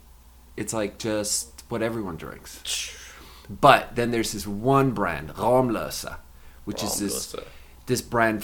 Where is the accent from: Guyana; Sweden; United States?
Sweden; born or raised there; moved away